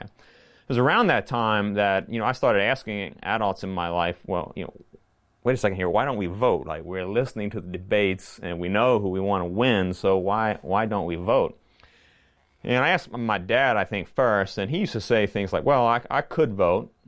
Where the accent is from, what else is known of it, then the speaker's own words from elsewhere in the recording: Lynchburg, Virginia, United States; moved away as an adult; also born or lived in Montgomery, Indiana / Brooklyn, New York; now in Lancaster, Pennsylvania, United States; I grew up in the Lynchburg, Virginia area. Uh, lived there from nineteen seventy-nine to about two thousand. I grew up there